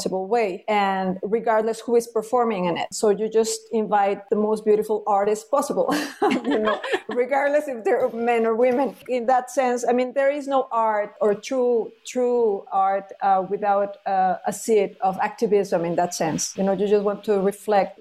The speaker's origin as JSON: {"language": "English", "country": "Mexico", "tie": "born or raised there", "also_born_or_lived": "New York", "moved": "as an adult", "said": "I'm Mexican. I was born in Mexico"}